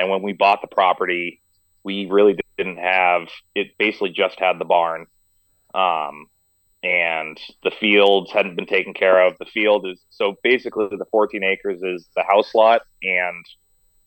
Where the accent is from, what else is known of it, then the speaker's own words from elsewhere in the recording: Meredith, New Hampshire, United States; also born or lived in Rhode Island; I was raised in Meredith, New Hampshire